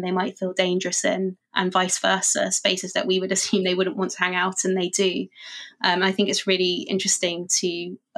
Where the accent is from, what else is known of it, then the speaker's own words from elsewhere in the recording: London, United Kingdom; I grew up in London